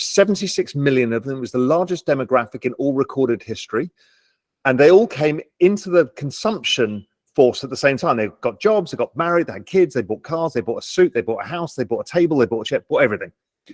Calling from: Little Cayman, Cayman Islands

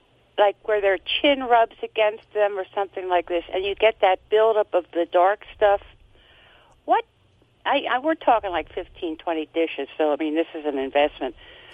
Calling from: near Reading, Pennsylvania, United States; I am calling from WEEU land near Reading, Pennsylvania.

